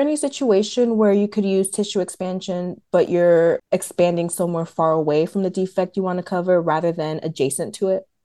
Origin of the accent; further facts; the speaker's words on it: Atlanta, Georgia, United States; also born or lived in New Jersey; Originally from New Jersey, but I grew up in Metro Atlanta